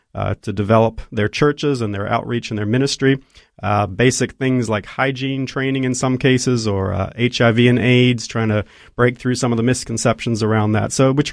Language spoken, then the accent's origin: English; Côte d’Ivoire; Mom and Dad are Aussies, and I was actually born and raised in Ivory Coast in West Africa.